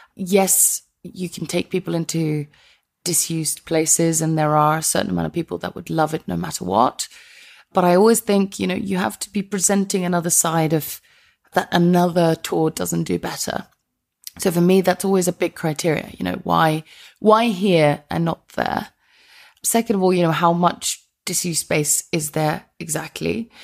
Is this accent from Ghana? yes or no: no; Iceland; moved away as an adult; now in London, United Kingdom; I'm from Iceland originally